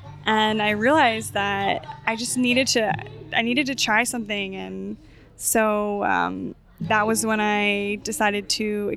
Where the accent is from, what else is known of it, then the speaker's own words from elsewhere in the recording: North Carolina, United States; moved away as an adult; now in Maui, United States; the farm where I grew up in North Carolina